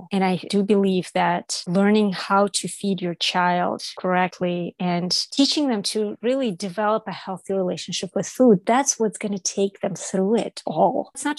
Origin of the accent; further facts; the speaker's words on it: Toronto, Ontario, Canada; I came from Toronto, where I had friends from all over the world, first, second, third generation immigrants, different colors, different languages.